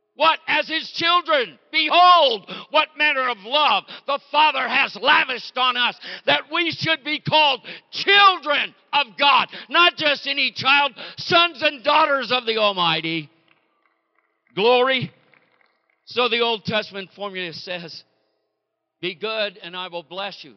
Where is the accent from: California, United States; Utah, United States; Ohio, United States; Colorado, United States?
California, United States; Bay Area; born and raised in the Bay Area in California